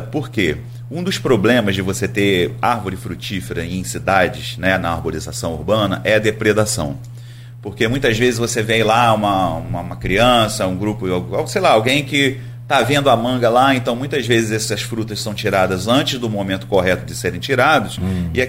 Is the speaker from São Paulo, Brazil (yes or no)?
no; Nova Friburgo, Rio de Janeiro, Brazil; now in Campos dos Goytacazes, Brazil; Eu estou em Campos desde 1997. Você é do? Eu sou de Nova Friburgo. Ah, então. Da região serrana aqui do Rio